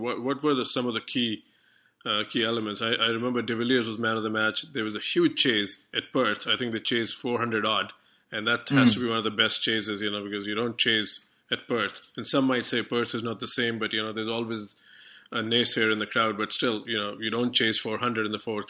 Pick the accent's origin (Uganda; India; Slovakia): India; as an Indian